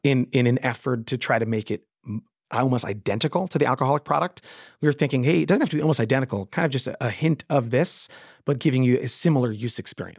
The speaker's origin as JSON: {"language": "English", "area": "Westchester County", "region": "New York", "country": "United States", "tie": "born or raised there", "said": "I grew up in Westchester County where we didn't have a Wegmans at the time"}